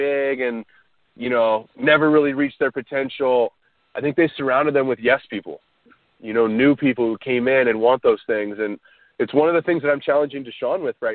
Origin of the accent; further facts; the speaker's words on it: Orange County, California, United States; growing up in Orange County